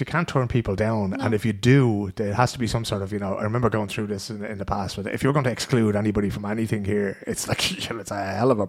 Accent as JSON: {"language": "English", "country": "Ireland", "said": "Because as Irish people, we just sit down there and go, yeah, okay, two people, but we have an organisation."}